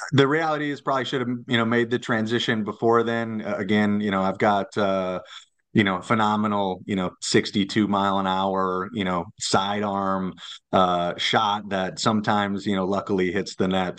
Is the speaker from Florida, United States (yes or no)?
no; Lakeville, Minnesota, United States; I'm a Lakeville guy, so I grew up in Lakeville